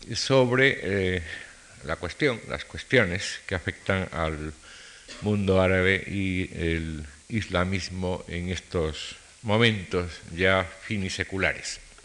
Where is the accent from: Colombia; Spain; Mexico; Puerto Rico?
Spain; Como españoles